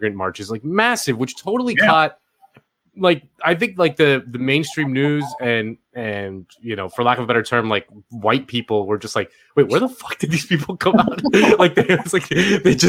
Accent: Miami, Florida, United States; moved away as an adult; now in Los Angeles, United States; I live in LA. I'm a transplant. I'm from Miami originally, but I moved here in 2016

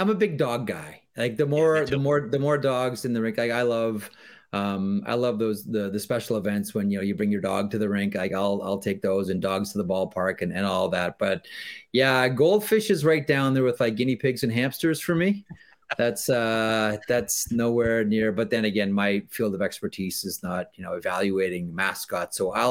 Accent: Canada; I always say to myself as a Canadian, you know, I spent a lot of my youth saying like, well, I don't know why the rest of the world doesn't love hockey the way we love it as Canadians

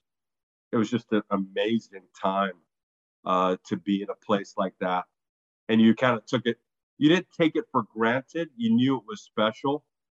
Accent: New York, United States; born there; also born or lived in Barbados; So I was born in New York.

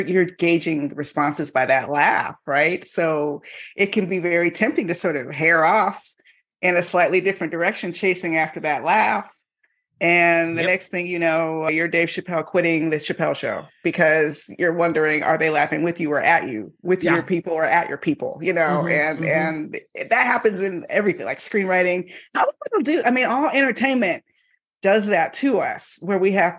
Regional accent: Miami, Florida, United States; now in Los Angeles, United States; I grew up in Miami

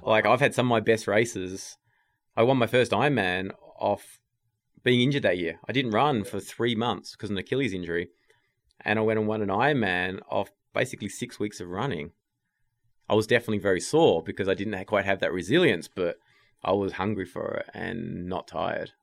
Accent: Tasmania, Australia; moved away as an adult; also born or lived in England; now in United States; I'm from Tasmania

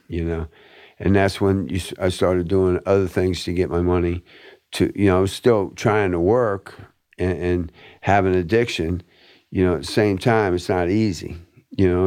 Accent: Fort Lauderdale, Florida, United States; I was born and raised in River Oaks

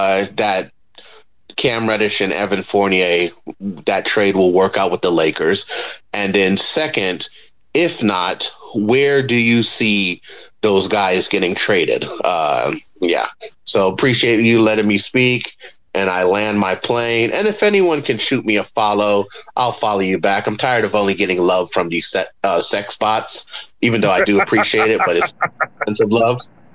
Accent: New York, United States; I'm a New Yorker.

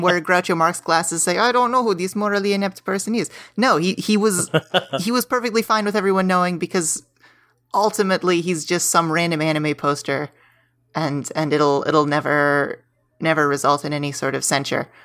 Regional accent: Pittsburgh, Pennsylvania, United States; moved away as an adult; now in Los Angeles, United States; I am from Pittsburgh

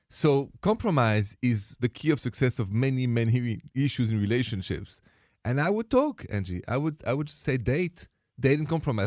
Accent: Paris, Île-de-France, France; I come from Paris, France

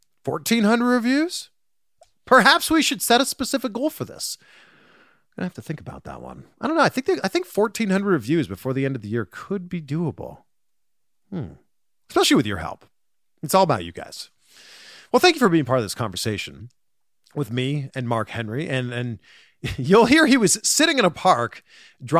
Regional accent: Pickering, Ontario, Canada; I grew up in Pickering.

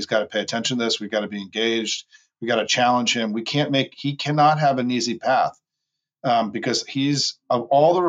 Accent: New York area, United States; I'm from New York. I grew up, my family's all from New York, and grew up in the New York area.

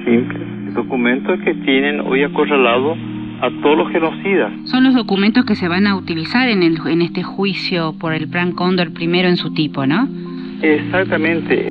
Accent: Paraguay; mi país

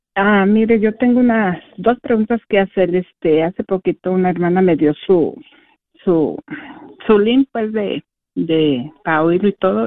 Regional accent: Michoacán, Mexico; moved away as an adult; now in United States; de Michoacán por Arán, Michoacán

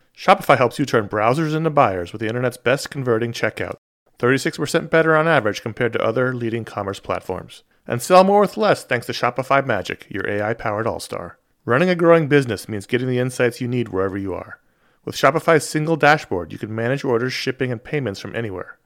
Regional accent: New York City, New York, United States; one of the characters lived on the Upper West Side. That's where I grew up

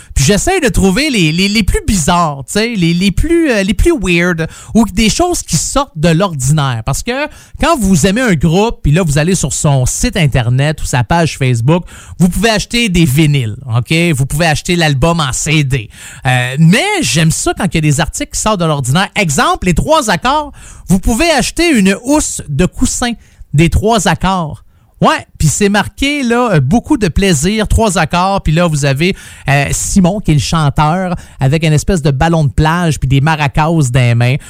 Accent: Saint-Jérôme, Quebec, Canada; ma ville natale au mois de mai à Saint-Jérôme.

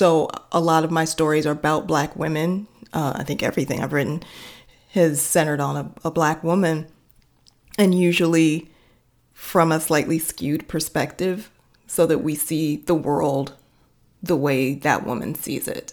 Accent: Chicago, Illinois, United States; Well, I grew up on the south side of Chicago, surrounded by black folks.

